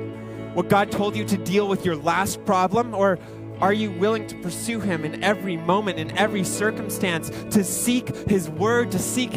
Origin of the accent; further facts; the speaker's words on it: Ontario, Canada; moved away as an adult; now in Edmonton, Canada; I grew up in Ontario